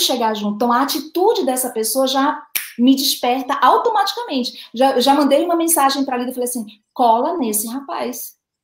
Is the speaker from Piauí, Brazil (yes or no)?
no; Recife, Pernambuco, Brazil; aqui na minha terra chama teimar